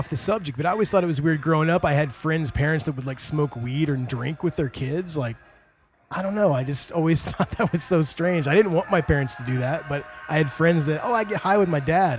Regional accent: Midwest, United States; growing up in the Midwest

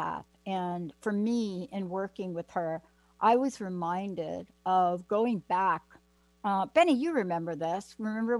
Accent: East Coast, United States; moved away; I grew up on the East Coast, and one of the things we had back East were things called the diner

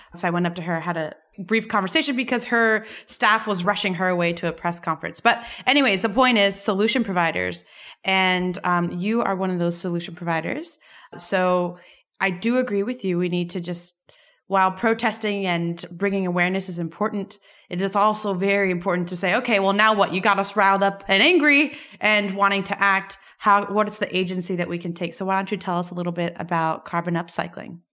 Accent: Miami, Florida, United States; I'm from Miami

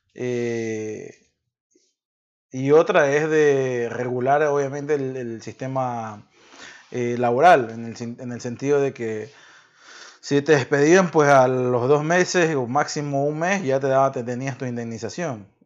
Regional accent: Ecuador; soy ecuatoriano

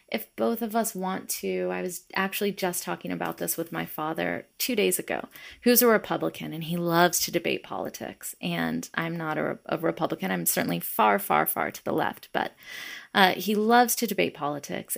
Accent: Atlanta, Georgia, United States; Growing up in the South, in Atlanta, Georgia, in the eighties

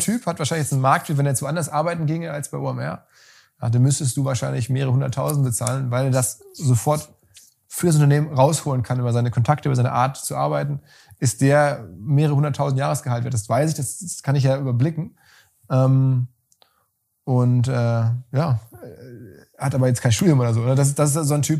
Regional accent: Essen, North Rhine-Westphalia, Germany; in meiner Heimatstadt

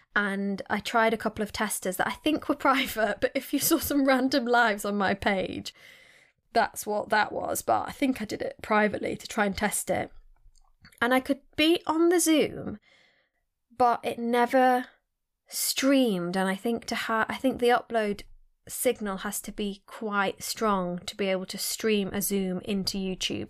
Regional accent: Sheffield, Yorkshire and the Humber, United Kingdom; I was born in Sheffield, I'm from Sheffield.

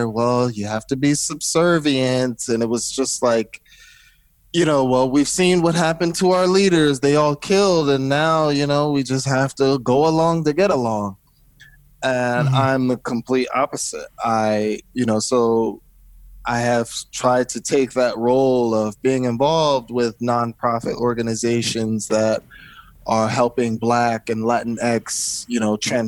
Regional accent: New Jersey, United States; I was born in New Jersey

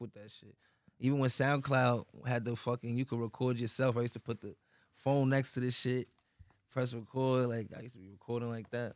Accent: New York City, New York, United States; My childhood was like, shit was some little Queen shit, really. Cause I'm from Queens

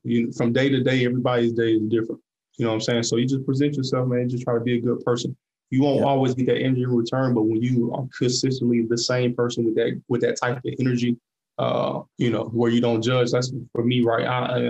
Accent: Atlanta, Georgia, United States; moved away; also born or lived in Boone, North Carolina; And I was from Atlanta. So, I was a city boy for real.

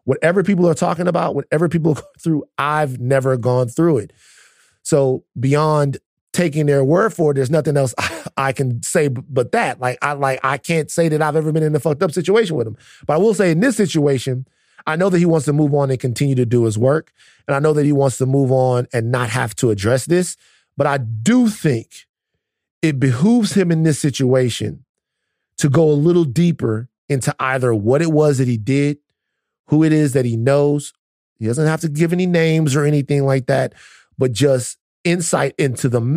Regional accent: United States; me as an American

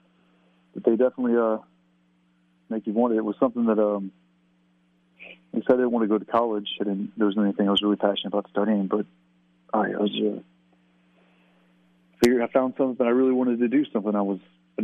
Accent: Southeast Texas, United States; I grew up in Southeast Texas

